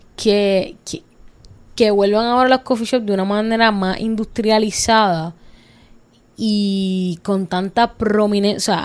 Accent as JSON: {"language": "Spanish", "town": "Cidra", "country": "Puerto Rico", "said": "nosotros somos de montaña, los que no saben, somos de Calle, somos de Sidra, somos de la montañita, súper orgullosa"}